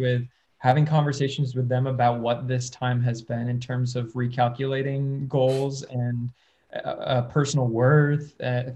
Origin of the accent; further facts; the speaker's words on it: Syracuse, New York, United States; now in Los Angeles, United States; I was born in Syracuse, New York